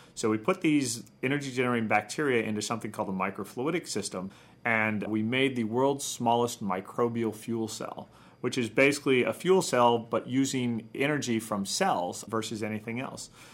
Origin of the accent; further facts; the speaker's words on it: Midwest, United States; I'm from the Midwest